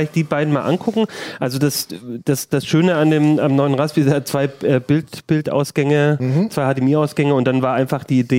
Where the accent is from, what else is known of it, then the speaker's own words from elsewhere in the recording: Southern Germany, Germany; ich als, als Süddeutscher bin es ja, äh, genieße das immer.